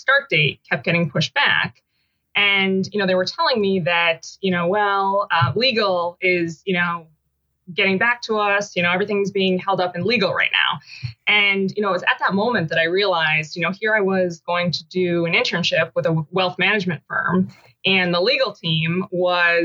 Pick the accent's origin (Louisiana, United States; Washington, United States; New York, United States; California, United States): New York, United States; Syracuse; also born or lived in West Coast; I grew up in Syracuse